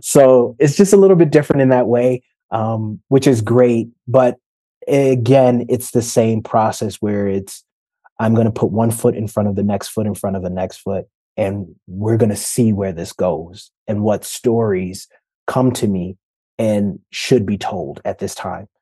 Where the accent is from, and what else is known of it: Detroit, Michigan, United States; born or raised there